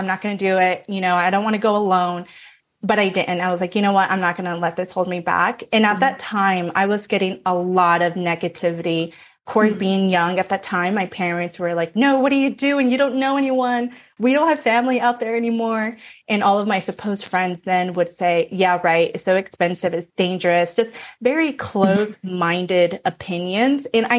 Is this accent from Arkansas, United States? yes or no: no; North Carolina, United States; moved away as an adult; now in California, United States; I was born in California, raised in North Carolina. I was naturally a city girl, so I moved back to California at 20 years old